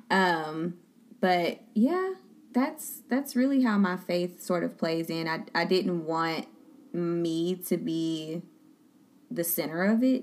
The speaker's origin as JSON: {"language": "English", "town": "Beaumont", "region": "Texas", "country": "United States", "tie": "born or raised there", "also_born_or_lived": "Baton Rouge, Louisiana / Dallas, Texas", "said": "I'm from Beaumont, born and raised"}